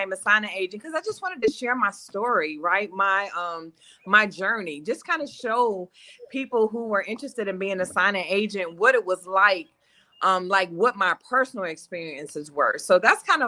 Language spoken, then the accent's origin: English; Detroit, Michigan, United States; now in Nashville, United States; I am from Detroit, currently live outside of Nashville, Tennessee.